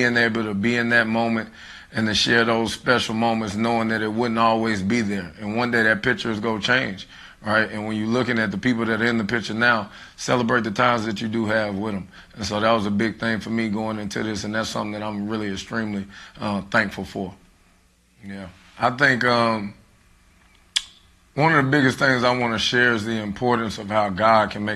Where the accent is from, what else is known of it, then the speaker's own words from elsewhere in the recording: Charlotte, North Carolina, United States; I am from Charlotte, North Carolina. I graduated from West Mecklenburg High School.